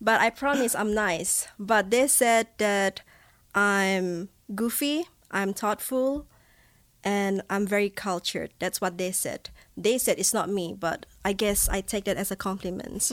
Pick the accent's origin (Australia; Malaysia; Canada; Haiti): Malaysia; Borneo; first language Bidayuh; English is a second language; moved away as an adult; also born or lived in Manchester, England; now in Laie, United States; I'm from Malaysia